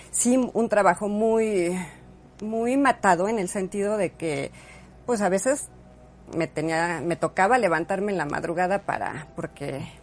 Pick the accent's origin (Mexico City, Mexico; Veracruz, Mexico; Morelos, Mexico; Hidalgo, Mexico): Hidalgo, Mexico; Tulancingo; Sí, sí, sí, mis papás son de Tulancingo, crecimos en Tulancingo.